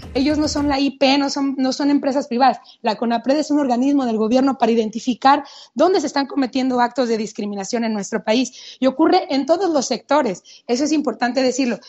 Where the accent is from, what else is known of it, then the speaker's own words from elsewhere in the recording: Mexico; somos mexicanos, así somos